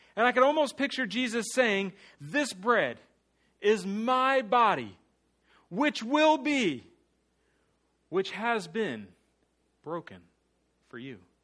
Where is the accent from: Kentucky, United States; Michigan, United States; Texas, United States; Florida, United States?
Florida, United States; Mulberry; also born or lived in New Jersey; growing up in Mulberry